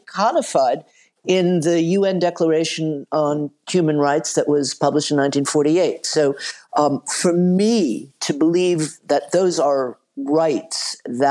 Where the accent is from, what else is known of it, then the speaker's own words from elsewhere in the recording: the American South, United States; I grew up in the American South